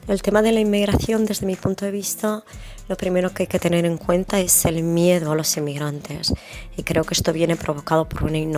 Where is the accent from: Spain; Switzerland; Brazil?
Spain; now in London, United Kingdom; yo mismo soy un inmigrante, yo inmigré desde España a Londres